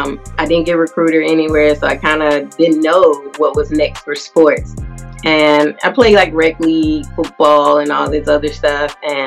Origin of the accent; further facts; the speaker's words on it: Tennessee, United States; I'm from Tennessee, the volunteer state